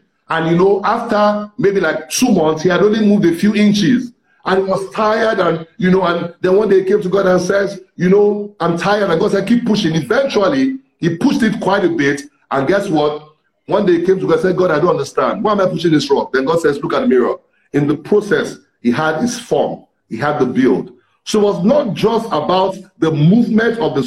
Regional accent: Ibadan, Oyo, Nigeria; I grew up in Ibadan, the city of Ibadan

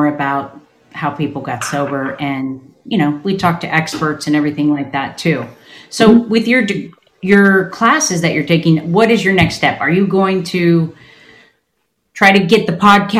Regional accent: Malibu, California, United States; I come from Malibu area

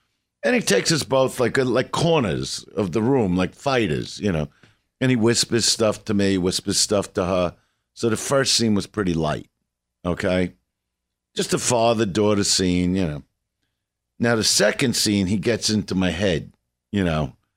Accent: New York City, New York, United States; I'm from Brooklyn.

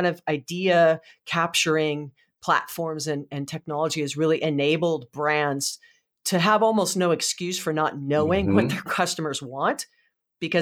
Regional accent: Hawaii, United States; I was born and raised in Hawaii, and we're the largest consumers of spam

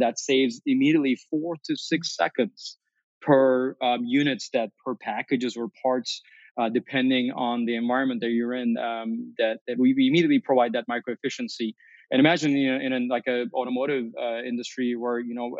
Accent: Chicago, Illinois, United States; as a Chicagoan

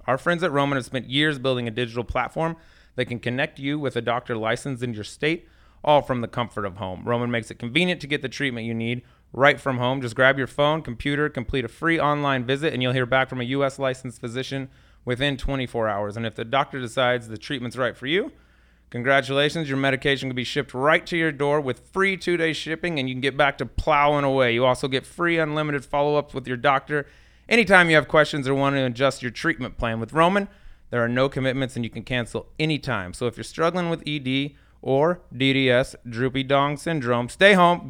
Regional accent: Colorado, United States; I grew up in Colorado

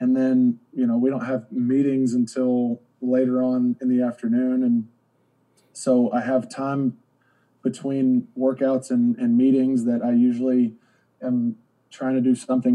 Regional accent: Georgia, United States; when we were growing up in Georgia

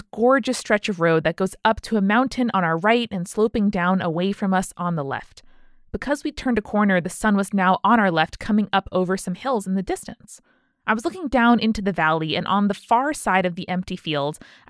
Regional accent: United Kingdom; Being British, I decided the best course of action was to apologize

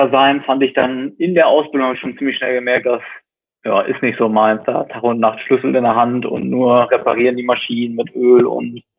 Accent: West Germany, Germany; Also ich komme jetzt aus dem Westen

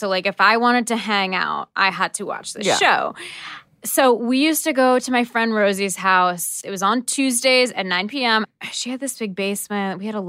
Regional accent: Seattle, Washington, United States; right outside of Seattle, my hometown.

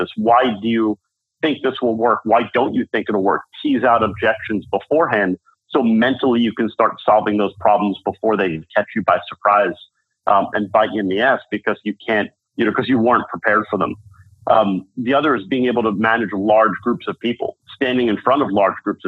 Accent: New York City, New York, United States; moved away as an adult; now in San Francisco, United States; I'm a New Yorker at heart

